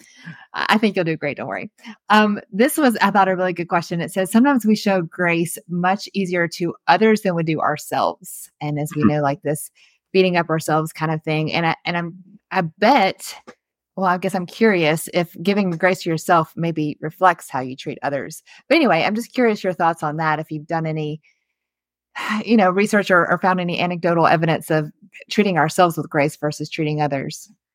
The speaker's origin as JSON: {"language": "English", "region": "the South", "country": "United States", "tie": "born or raised there", "said": "we grew up in the South"}